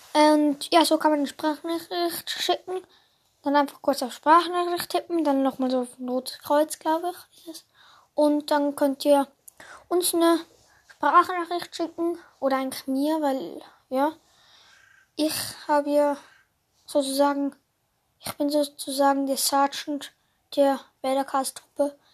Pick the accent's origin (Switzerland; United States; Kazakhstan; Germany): Switzerland; ich bin ja Schweizer